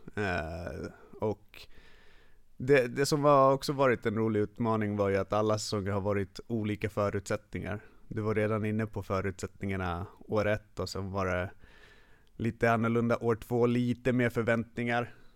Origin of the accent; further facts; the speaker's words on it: Stockholm, Stockholm County, Sweden; first language Finnish; Swedish is a second language; jag är född i Stockholm, uppvuxen här. Men finska är mitt modersmål.